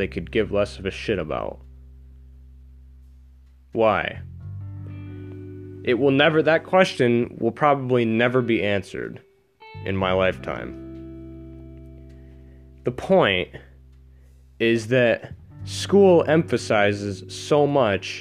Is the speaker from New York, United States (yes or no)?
yes; New York, United States; I'm from New York, and The education system here is very backwards